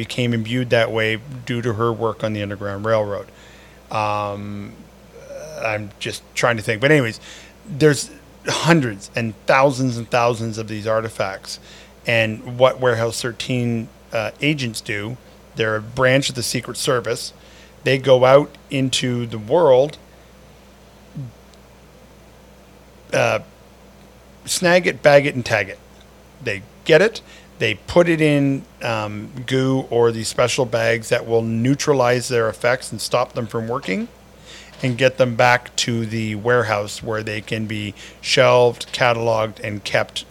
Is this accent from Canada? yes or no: yes; Canada